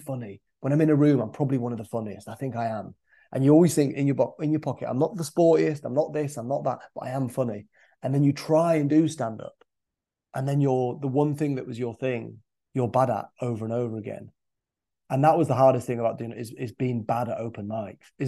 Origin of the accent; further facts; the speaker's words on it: Scarborough, Yorkshire and the Humber, United Kingdom; my hometown of Scarborough